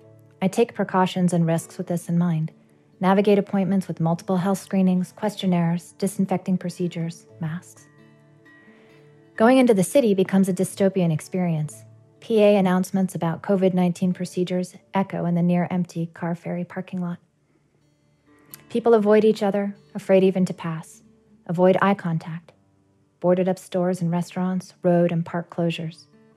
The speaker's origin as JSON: {"language": "English", "region": "British Columbia", "country": "Canada", "said": "I have an eclectic geographic background, but in my heart and soul, I'm from British Columbia on the rugged and beautiful west coast of Canada. This is where I live and make my home."}